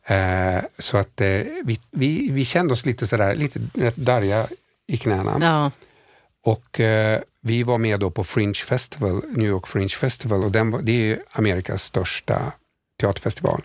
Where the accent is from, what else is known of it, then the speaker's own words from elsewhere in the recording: Sweden; vi kommer från Sverige